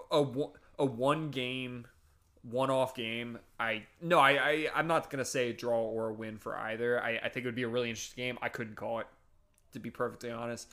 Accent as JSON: {"language": "English", "region": "Northeast", "country": "United States", "said": "I'm from the Northeast"}